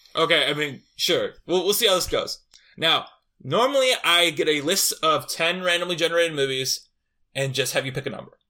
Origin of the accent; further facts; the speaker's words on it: Valparaiso, Indiana, United States; my hometown, Valpo, Indiana